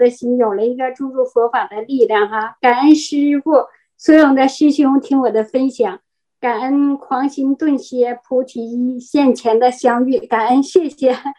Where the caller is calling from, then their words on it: Heilongjiang, China; 我在黑龙江，